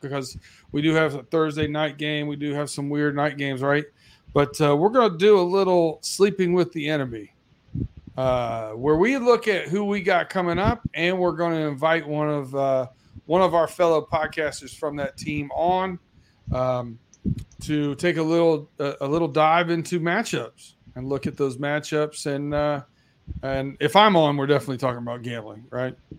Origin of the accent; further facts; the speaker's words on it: Lima, Ohio, United States; I grew up in Ohio in Lima, Ohio